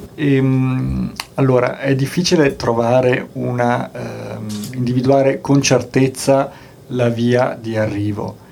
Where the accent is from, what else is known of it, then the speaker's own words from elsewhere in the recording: Bolzano, Trentino-Alto Adige, Italy; sono nato a Bolzano, sono di Bolzano